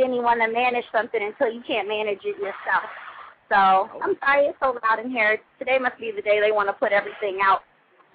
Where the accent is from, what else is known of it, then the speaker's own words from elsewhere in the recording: California, United States; also born or lived in Atlanta, Georgia; I'm from California, not Los Angeles